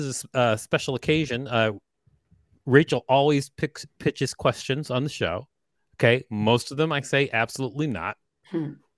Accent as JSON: {"language": "English", "town": "Minneapolis", "region": "Minnesota", "country": "United States", "said": "I'm from Minneapolis myself, so I know the whole deal with the snow fort."}